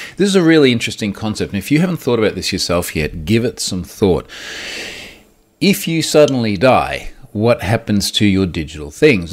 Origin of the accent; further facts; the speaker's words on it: Australia; as an Aussie who lives